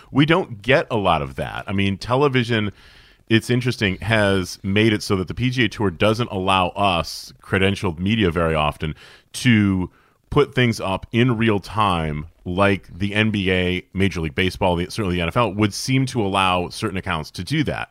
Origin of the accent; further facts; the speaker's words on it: Syracuse, New York, United States; Growing up in Syracuse, New York in the eighties and the early nineties